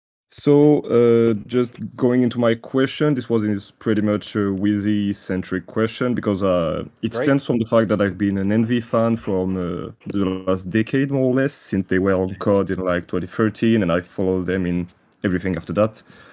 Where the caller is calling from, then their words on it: France; I'm calling from France.